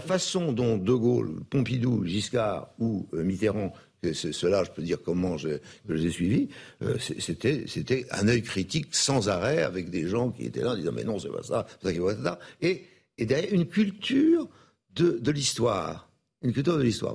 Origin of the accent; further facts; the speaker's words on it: Brittany, France; je suis breton